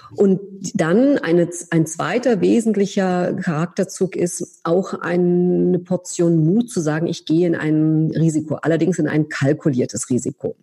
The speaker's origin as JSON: {"language": "German", "region": "Berlin", "country": "Germany", "also_born_or_lived": "France / United States", "moved": "as an adult", "said": "nicht als Deutsche oder als Berlinerin"}